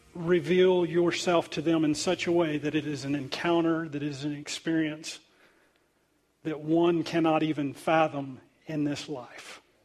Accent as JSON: {"language": "English", "country": "United States", "said": "I'm Native American"}